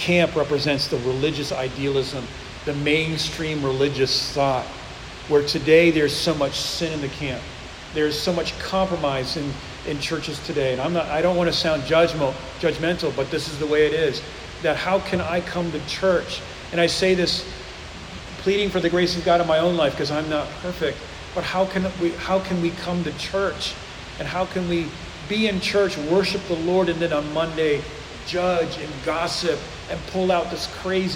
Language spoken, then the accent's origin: English; the North, United States; now in The Woodlands, Texas, United States; I'm from up north